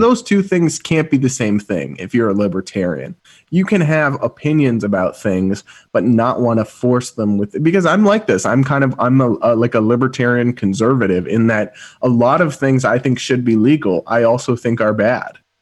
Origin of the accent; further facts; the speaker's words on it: Massachusetts, United States; my home state of Massachusetts